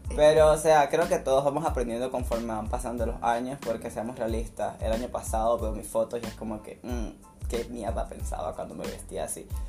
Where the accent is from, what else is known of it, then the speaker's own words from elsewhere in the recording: Venezuela; moved away as an adult; now in Santa Cruz de la Sierra, Bolivia; soy de Venezuela, tengo dos años acá en Bolivia, Santa Cruz de la Sierra